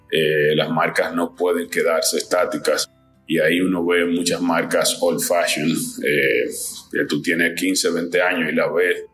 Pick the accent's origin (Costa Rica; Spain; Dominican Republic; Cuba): Dominican Republic; soy dominicano